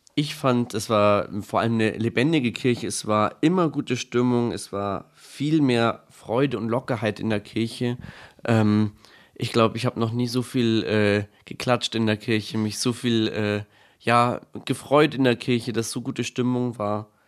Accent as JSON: {"language": "German", "town": "Bad Tölz", "region": "Bavaria", "country": "Germany", "said": "komme aus Bad Tölz"}